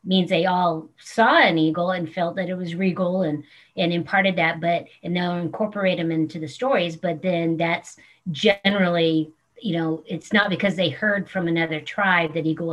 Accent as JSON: {"language": "English", "town": "Porterville", "region": "California", "country": "United States", "tie": "born or raised there", "said": "I was born and raised in Porterville, California"}